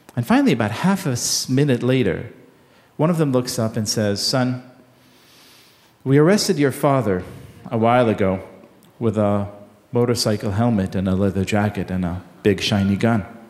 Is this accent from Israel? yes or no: yes; Israel; I grew up in Israel in the 1980s.